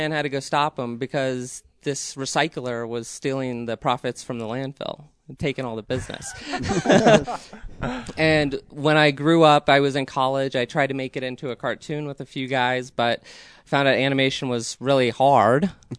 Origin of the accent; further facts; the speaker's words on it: Aurora, Colorado, United States; I grew up in Aurora, Colorado, and I've always had a fascination for nerdy things.